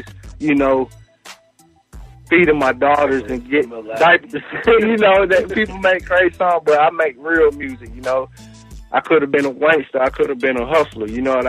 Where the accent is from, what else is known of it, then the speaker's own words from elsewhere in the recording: Covington, Georgia, United States; also born or lived in Pittsburgh, Pennsylvania; I'm from Covington, Georgia.